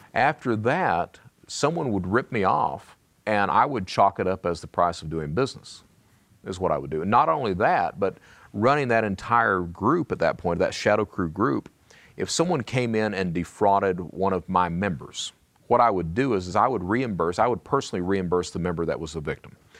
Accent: Eastern Kentucky, United States; I come from Eastern Kentucky

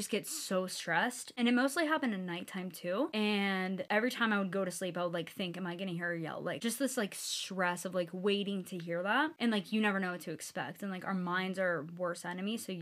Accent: Pittsburgh, Pennsylvania, United States; I'm from Pittsburgh, Pennsylvania. So me and Ashley grew up with each other

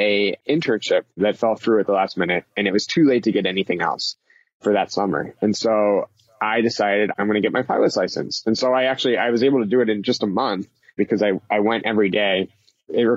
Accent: Philadelphia, Pennsylvania, United States; moved away as an adult; also born or lived in Columbia, Missouri; I'm from the Philadelphia area

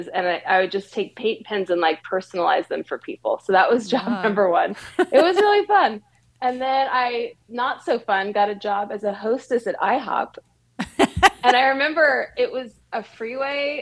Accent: Redlands, California, United States; moved away as an adult; now in Northern California, United States; I am from Southern California and born and raised there

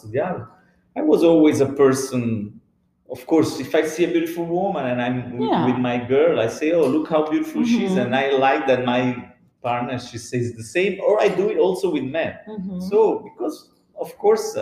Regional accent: Naples, Campania, Italy; moved away as an adult; also born or lived in São Paulo, Brazil / Casablanca, Morocco / Madagascar; now in Miami, United States; I was born in Naples. I grew up and I spent like the first 39 years of my life in Naples

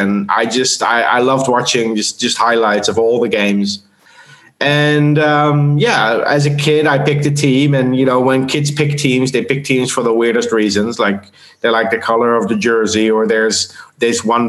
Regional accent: Netherlands; moved away as an adult; also born or lived in South Africa; now in Austria; I'm from the Netherlands originally

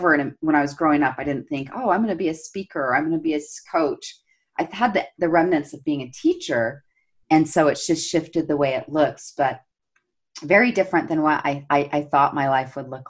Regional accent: Salt Lake City, Utah, United States; And I grew up here in Salt Lake City, Utah, where I'm based

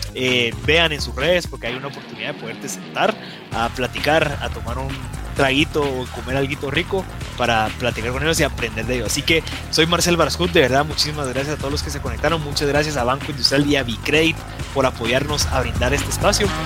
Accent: Guatemala; los guatemaltecos

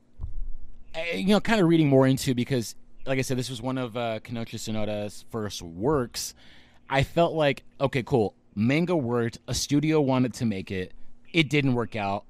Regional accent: Texas, United States; now in California, United States; me, Reed, and Abe are all from Texas

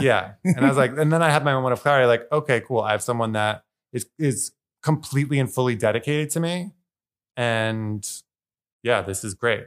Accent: Eastern Long Island, New York, United States; moved away as an adult; now in New York City, United States; I was brought up in Eastern Long Island

